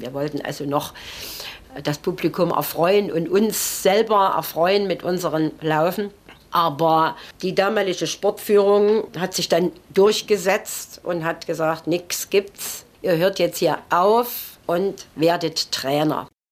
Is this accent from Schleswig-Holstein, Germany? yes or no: no; Chemnitz, Saxony, Germany; ich bin eine echte Chemnitzerin, eine echte Sächsin, bin dort mhm. geboren und ähm, möchte auch dort nicht weg